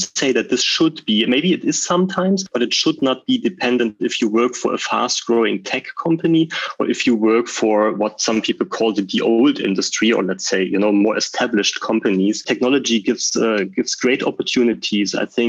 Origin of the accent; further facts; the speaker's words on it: Berlin, Germany; also born or lived in Switzerland; I'm leaving Berlin, which is like my hometown